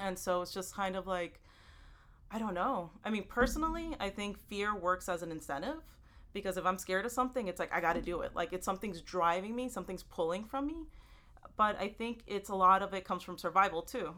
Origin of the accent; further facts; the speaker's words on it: Houston, Texas, United States; now in New York City, United States; I live in New York City. I um, I grew up in Houston, Texas, and my family from El Salvador